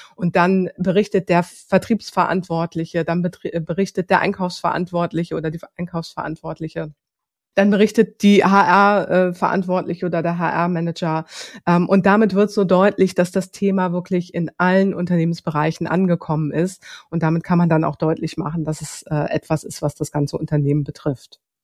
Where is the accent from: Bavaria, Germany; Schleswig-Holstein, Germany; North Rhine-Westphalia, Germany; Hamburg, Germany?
Hamburg, Germany; moved away as an adult; also born or lived in Lower Franconia; ich komme aus Hamburg, ich bin gebürtige Hamburgerin